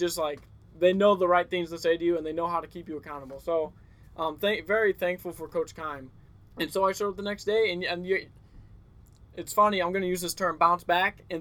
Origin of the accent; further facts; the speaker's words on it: Winfield, United States; moved away as an adult; I loved Winfield. I'm from Winfield